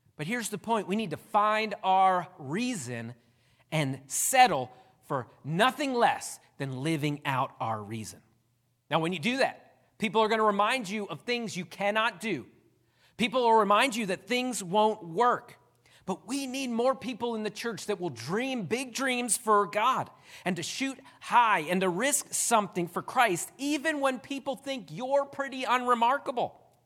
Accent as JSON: {"language": "English", "town": "Downingtown", "region": "Pennsylvania", "country": "United States", "tie": "born or raised there", "moved": "as an adult", "lives_now": "West Virginia, United States", "said": "I'm glad I pastor in West Virginia and not Downingtown, Pennsylvania, because a lot of people there knew me"}